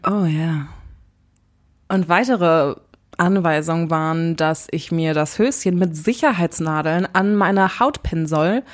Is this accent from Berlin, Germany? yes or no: yes; Berlin, Germany; als Urberliner